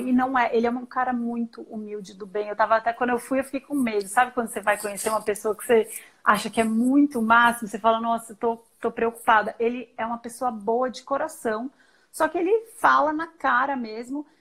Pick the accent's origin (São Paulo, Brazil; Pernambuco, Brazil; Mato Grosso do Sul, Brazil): São Paulo, Brazil; moved away as an adult; now in Campinas, Brazil; Então eu sou eu sou paulista, paulistana, são paulina.